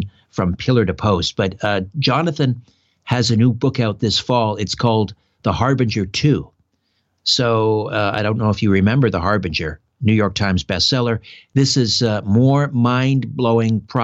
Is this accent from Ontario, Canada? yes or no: yes; Brantford, Ontario, Canada; my hometown of Brantford, Ontario.